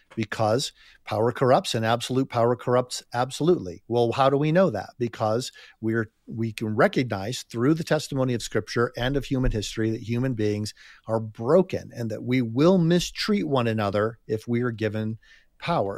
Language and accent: English; United States; I'm just speaking as an American here